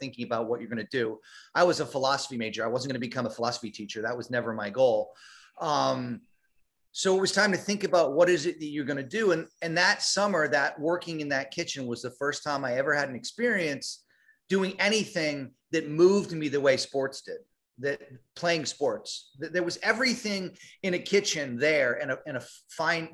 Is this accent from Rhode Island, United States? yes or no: yes; Rhode Island, United States; moved away; also born or lived in New York City; we're from Rhode Island.